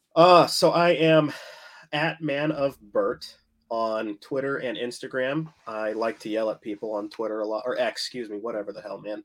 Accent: United States; I'm, I'm American

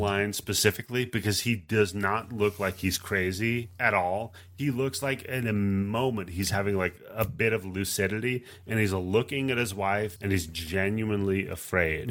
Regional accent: Pacific Northwest, United States; I grew up in the Pacific Northwest

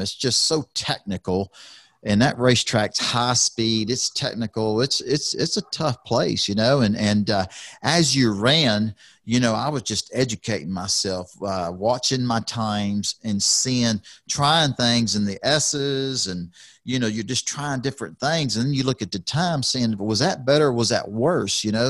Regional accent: Houston, Texas, United States; being a Texan, being from Houston, Texas, I, I'm Texas proud, I'm Houston proud

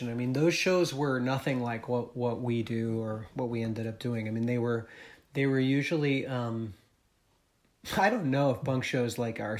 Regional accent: New England, United States; growing up in New England, like there wasn't much of a punk scene uh, where I where I lived.

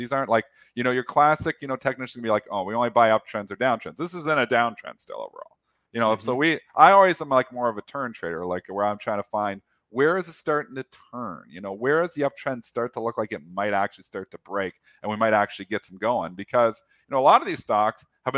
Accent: Canada; I'm Canadian.

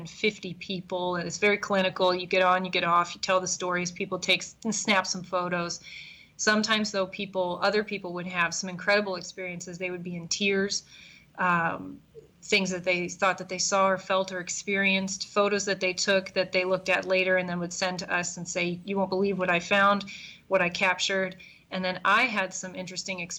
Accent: East Coast, United States; now in Chicago, United States; I'm fully indoctrinated into the Midwest now, even though I grew up on the East Coast.

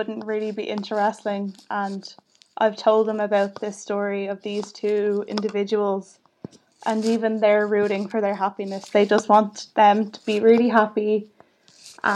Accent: Ireland; as an Irish person

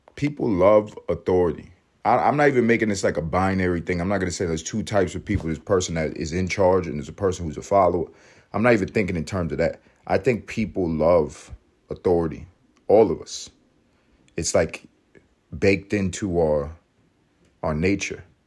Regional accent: New York City, New York, United States; my favorite city, my hometown, New York City

